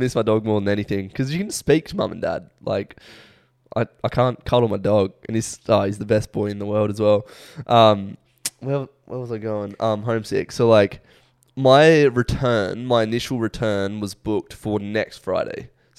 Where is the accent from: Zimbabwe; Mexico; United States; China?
Mexico; You know, I'm Mexican.